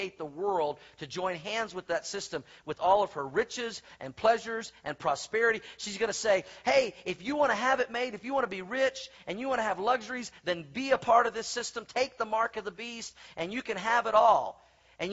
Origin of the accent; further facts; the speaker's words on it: Oklahoma, United States; moved away; When I was a young boy growing up in Oklahoma